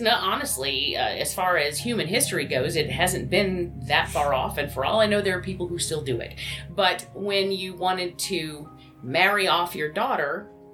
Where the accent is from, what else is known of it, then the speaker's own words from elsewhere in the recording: Georgia, United States; now in Michigan, United States; I grew up in Georgia